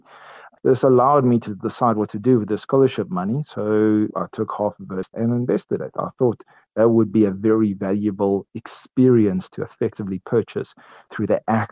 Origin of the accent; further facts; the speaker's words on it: Port Elizabeth, Eastern Cape, South Africa; I grew up in Port Elizabeth, and I went to Pearson High School there